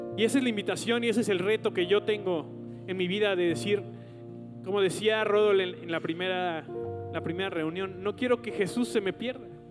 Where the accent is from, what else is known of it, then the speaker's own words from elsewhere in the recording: Mexico; como mexicanos nos pasa esto